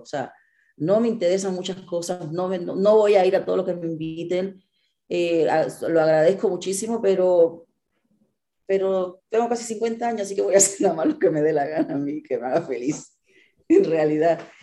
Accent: Cuba; also born or lived in Mexico City, Mexico / Monterrey, Mexico; now in Mexico; yo crecí en Cuba

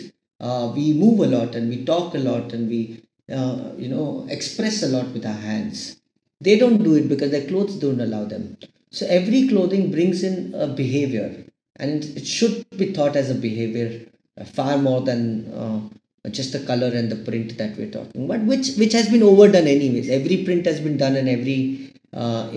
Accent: Jodhpur, Rajasthan, India; I'm from Rajasthan. I'm from Jodhpur originally.

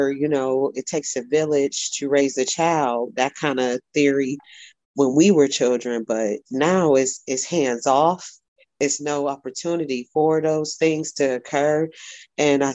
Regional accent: Warren, Ohio, United States; I'm a native of Warren, Ohio. And I'm originally from the West Side, 6th Ward

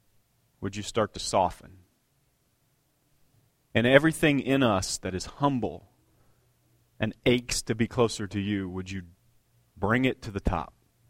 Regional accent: Bloomington, Indiana, United States; you know, I'm from Bloomington, all the orange barrels

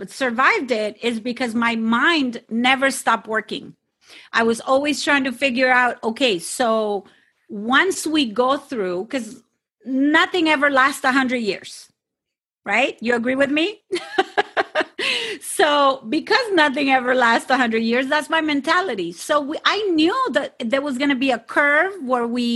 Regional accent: Sinaloa, Mexico; I am from Mexico and I am specifically from Sinaloa

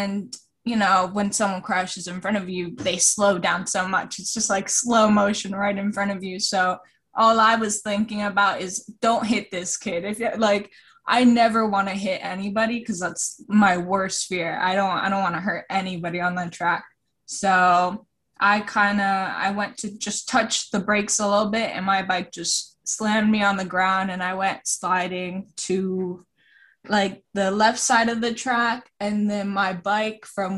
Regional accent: Florida, United States; also born or lived in Costa Rica; I'm originally from Costa Rica, but I moved to Florida when I was around 4

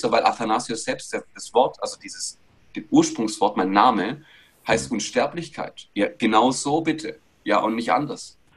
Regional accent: Greece; now in Stuttgart, Germany; Und irgendwann bin ich über die Königstraße in Stuttgart durchgelaufen, als Grieche, ja, wohlgemerkt.

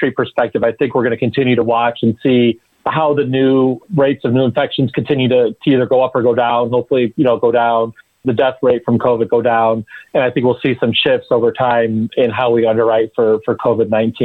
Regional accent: Chicago, Illinois, United States; I grew up in Chicago too

